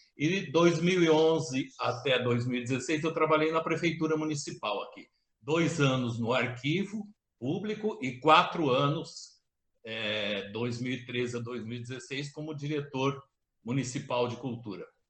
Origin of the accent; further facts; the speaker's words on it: Casa Branca, São Paulo, Brazil; moved away; also born or lived in Campinas / Rio de Janeiro / Curitiba; eu nasci aqui em Casabranca